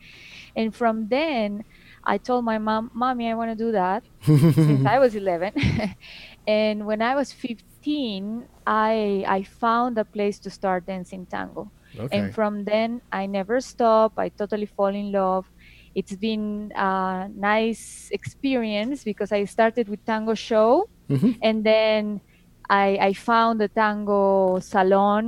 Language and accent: English; Mexico; moved away; I was born in Mexico and I had a very tanguero family